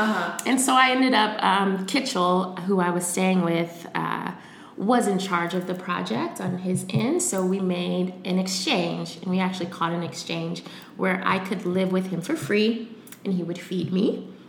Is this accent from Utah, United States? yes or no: no; New York, United States; So Jeremy said, hey, I heard this thing called branding. Let's just start doing branding for people. We're from New York. We know what's cool.